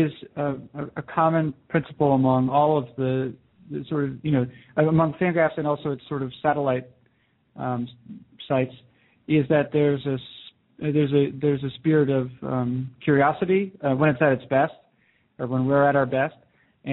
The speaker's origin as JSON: {"language": "English", "region": "New Hampshire", "country": "United States", "tie": "born or raised there", "said": "I grew up in New Hampshire"}